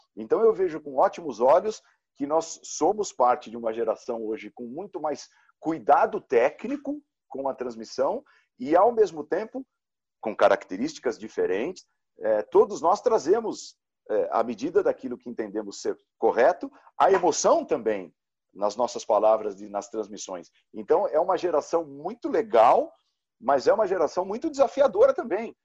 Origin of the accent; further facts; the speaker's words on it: São Caetano do Sul, São Paulo, Brazil; do meu azulão do São Caetano, lá em São Caetano, de onde eu venho